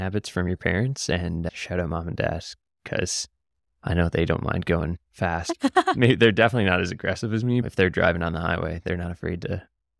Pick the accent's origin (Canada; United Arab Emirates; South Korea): Canada; Nova Scotia; even though I'm from Cape Breton and live in a small city where I don't need to be.